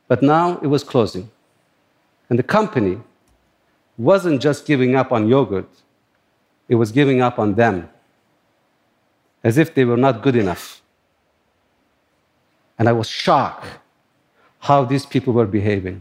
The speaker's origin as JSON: {"language": "English", "country": "Turkey", "tie": "born or raised there", "also_born_or_lived": "upstate New York", "moved": "as an adult", "lives_now": "New York, United States"}